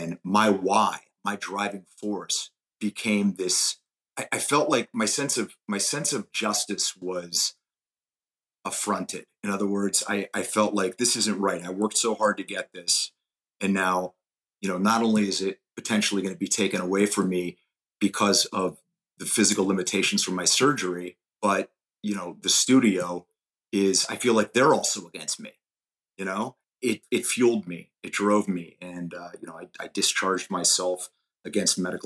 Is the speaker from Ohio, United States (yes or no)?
yes; Youngstown, Ohio, United States; born or raised there; moved away